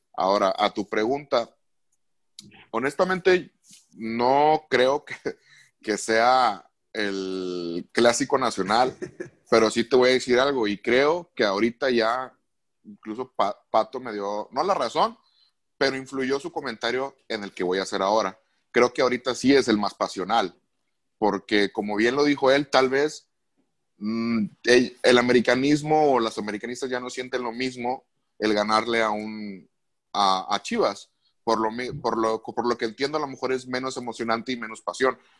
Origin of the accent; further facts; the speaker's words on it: Monterrey, Nuevo León, Mexico; yo también siendo regio